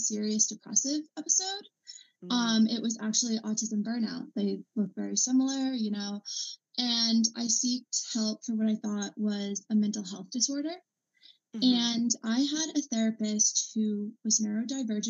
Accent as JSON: {"language": "English", "region": "Massachusetts", "country": "United States", "said": "I'm 21, and I'm from Massachusetts"}